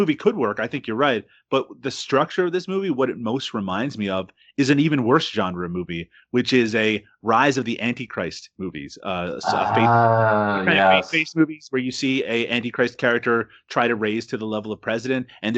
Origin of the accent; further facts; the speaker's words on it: Canada; I'm Canadian.